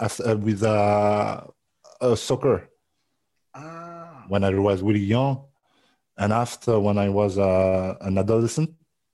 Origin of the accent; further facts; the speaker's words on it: near Nantes, Pays de la Loire, France; English is a second language; I'm from France. I was born in France. I was born in the little city in France. But yes, my father from the Caribbean.